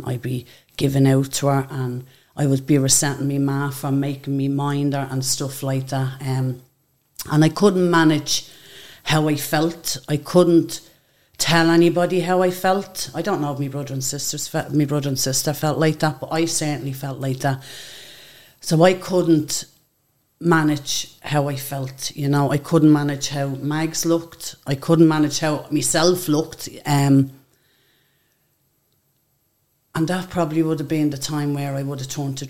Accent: Dublin, Leinster, Ireland; also born or lived in England; I grew up in a block of flats just around the corner from the Spellman Centre. George Reynolds House

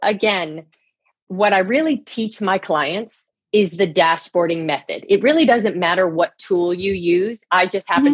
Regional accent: New Jersey, United States; also born or lived in Boston; I grew up in New Jersey. I grew up on a small farm. I live in New Jersey

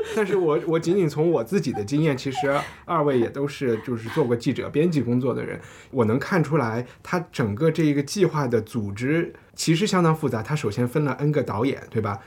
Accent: Chengdu, Sichuan, China; moved away; 我回成都

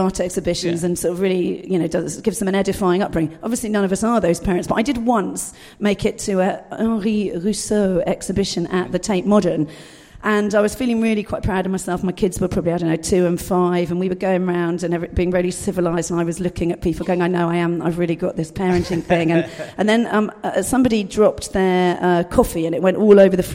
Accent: Dorset, South West England, United Kingdom; I was brought up in Dorset, rural Dorset

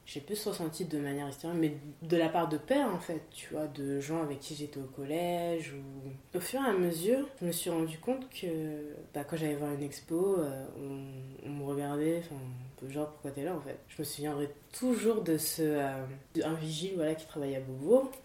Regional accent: Paris, Île-de-France, France; je suis née en France, j'ai grandi en France

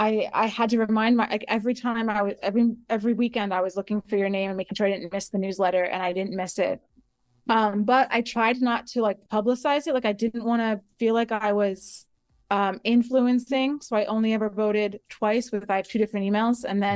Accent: United States; now in Singapore; It's a new concept for me, even as an American.

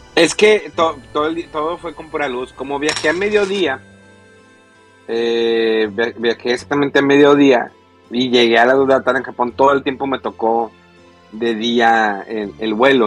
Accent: Monterrey, Nuevo León, Mexico; soy de Monterrey

